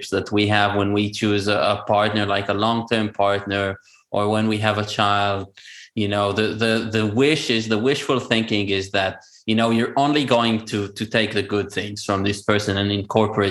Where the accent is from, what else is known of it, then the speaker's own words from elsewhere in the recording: Israel; first language Hebrew; English is a second language; moved away as an adult; also born or lived in Georgia, United States; I did not speak Hebrew for 2 months. And this is my native language